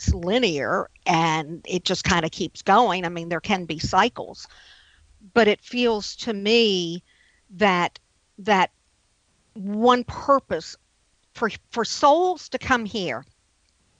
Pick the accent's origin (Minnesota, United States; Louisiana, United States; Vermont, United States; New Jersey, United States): Louisiana, United States; New Orleans; I'm from New Orleans.